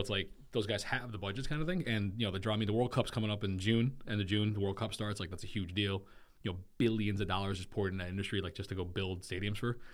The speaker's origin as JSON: {"language": "English", "country": "Germany", "tie": "born or raised there", "moved": "yes", "lives_now": "United States", "said": "I grew up in Germany"}